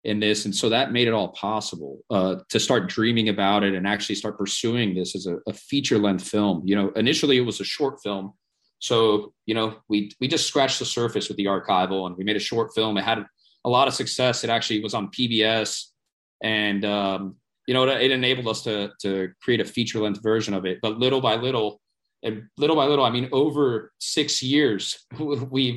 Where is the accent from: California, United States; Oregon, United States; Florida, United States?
Florida, United States; Miami Beach; I was born and raised in Miami Beach